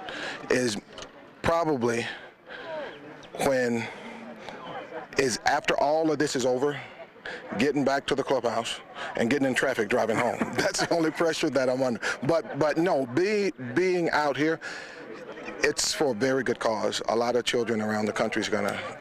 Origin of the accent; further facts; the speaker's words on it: Alabama, United States; my home state